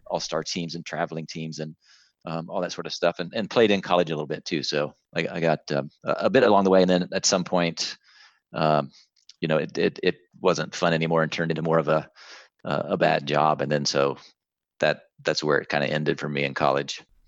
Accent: a hometown near Columbus, Ohio, United States; moved away as an adult; out of my hometown into Columbus, the bigger city

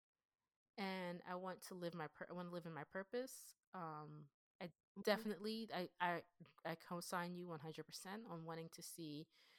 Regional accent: Pennsylvania, United States; accent: Pennsylvanian; I sound like a Pennsylvanian black girl who was raised in the WAC suburbs

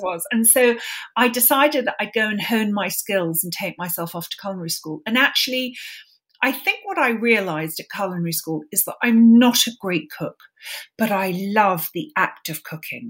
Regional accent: London, United Kingdom; I grew up in London

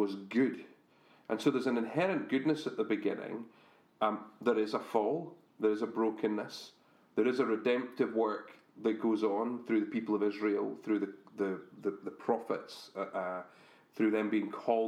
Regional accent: Scotland, United Kingdom; we're Scottish

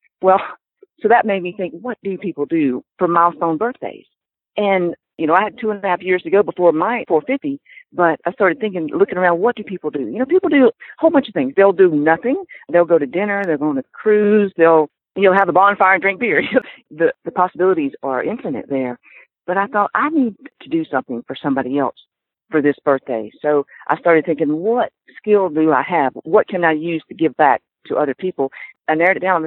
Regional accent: Pensacola, Florida, United States; I'm from Pensacola, Florida, actually from a tiny little town outside of Pensacola, but I call Pensacola my home

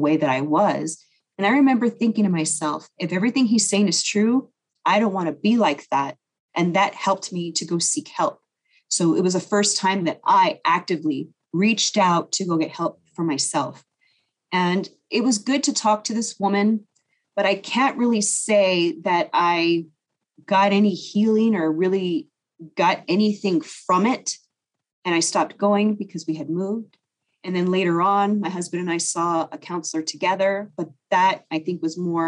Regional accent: Las Vegas, Nevada, United States; moved away as an adult; now in California, United States; growing up in Vegas

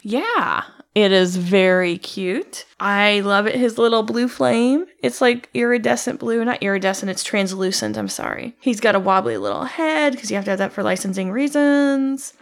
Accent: Midwest, United States; I'm from the Midwest

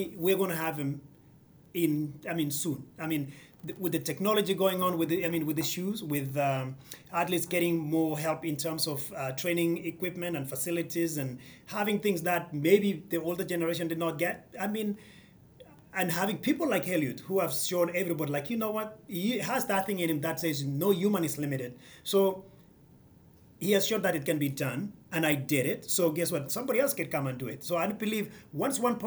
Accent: Kenya; now in United States

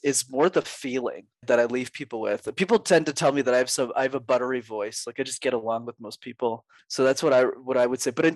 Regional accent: Montreal, Quebec, Canada; I'm born and raised in Montreal. So I learned French there and I still live there today.

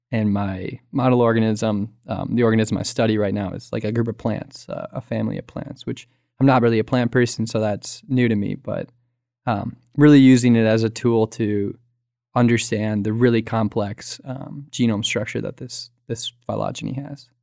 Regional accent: Minneapolis, Minnesota, United States; moved away as an adult; also born or lived in Wisconsin; now in Scotland; I'm from Sarah's hometown also, Minnesota, Minneapolis

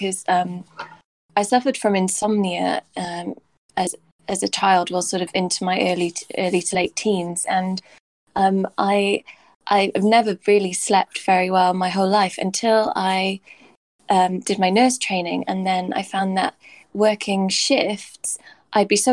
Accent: Swansea, Wales, United Kingdom; moved away as an adult; now in London, United Kingdom; I'm from Swansea, so it was my first kind of time in London away from my family

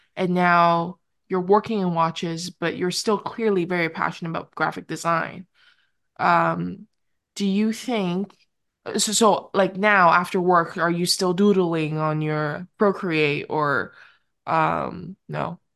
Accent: Vancouver, British Columbia, Canada; I grew up in Vancouver.

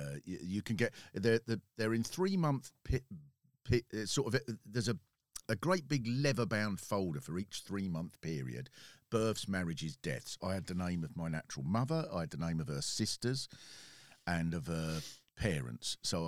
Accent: London, United Kingdom; born there; I was born in North London.

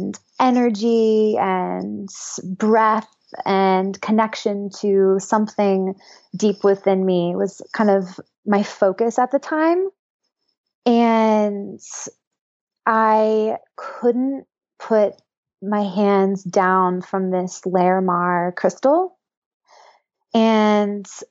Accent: Northern California, United States; moved away as an adult; also born or lived in Boulder, Colorado; I grew up in Northern California and was raised pretty conservatively. And I moved to Boulder, Colorado to go to CU for college

